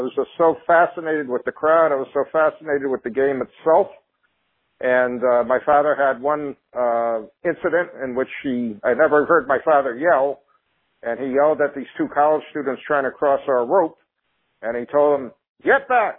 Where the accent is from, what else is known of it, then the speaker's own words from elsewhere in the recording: North Branford, Connecticut, United States; I grew up in North Branford, Connecticut